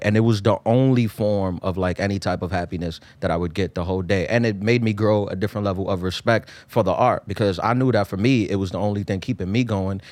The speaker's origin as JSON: {"language": "English", "town": "New York City", "region": "New York", "country": "United States", "tie": "born or raised there", "also_born_or_lived": "Queens, New York", "said": "I was born in East New York, too. I grew up in East New York. I moved to Queens when I was eleven"}